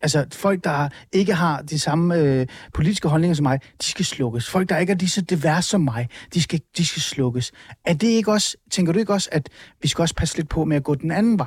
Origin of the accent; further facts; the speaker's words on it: North Zealand, Capital Region of Denmark, Denmark; jeg er vokset op i Nordsjælland